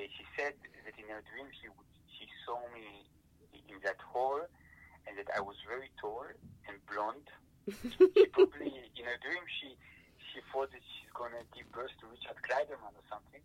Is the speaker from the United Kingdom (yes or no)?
no; Italy; I grew up in Italy, you know, in elementary school